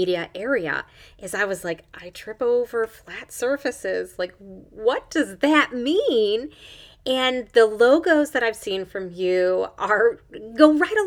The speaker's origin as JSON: {"language": "English", "region": "Michigan", "country": "United States", "tie": "born or raised there", "also_born_or_lived": "central Pennsylvania", "moved": "yes", "lives_now": "Pennsylvania, United States", "said": "where I grew up in Michigan, there were lakes"}